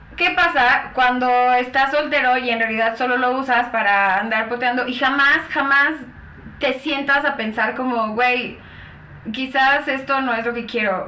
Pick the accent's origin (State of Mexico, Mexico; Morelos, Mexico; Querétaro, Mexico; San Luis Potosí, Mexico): State of Mexico, Mexico; Chalco; sí soy de Chalco